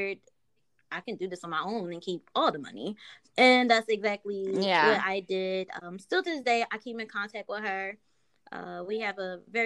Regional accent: Philadelphia, Pennsylvania, United States; I was born and raised in Philadelphia

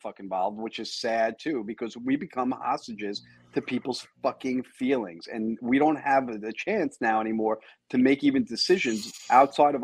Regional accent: United States; I'm an American citizen.

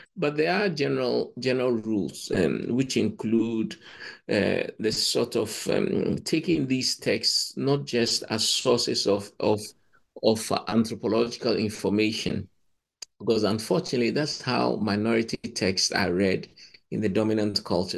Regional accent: Ghana; moved away; I come from Ghana

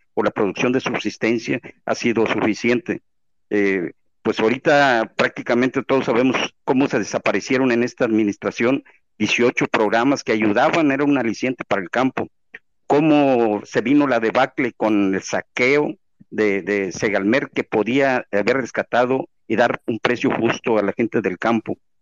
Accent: Veracruz, Mexico; yo soy de Veracruz

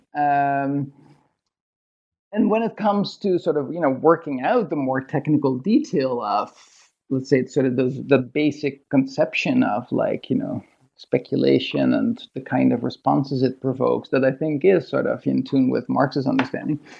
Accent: Netherlands; moved away as an adult; also born or lived in Toronto, Canada; now in Sydney, Australia; from Holland. I grew up in Holland

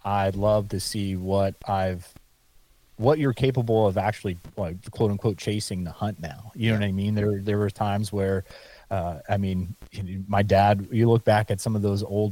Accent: Pennsylvania, United States; my home state here in PA

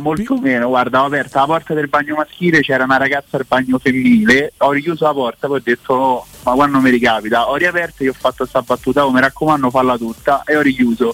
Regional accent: Rome, Lazio, Italy; vengo da Torbella Monaca, nel senso vicino a Torbella Monaca

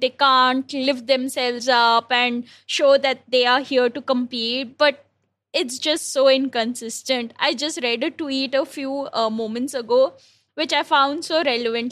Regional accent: India; an Indian cricket fan

